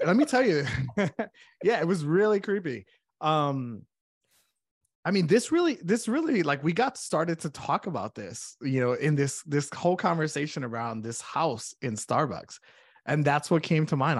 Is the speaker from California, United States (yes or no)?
no; Connecticut, United States; moved away as an adult; now in Saint Cloud, United States; I am originally from Connecticut